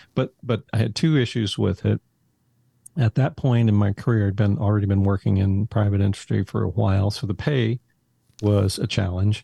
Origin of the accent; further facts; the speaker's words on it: Haltom City, Texas, United States; grew up in Haltom City, which is a little suburb of Fort Worth